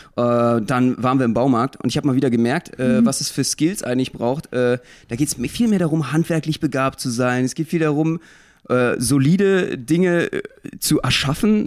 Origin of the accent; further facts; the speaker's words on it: Berlin, Germany; ich als Berliner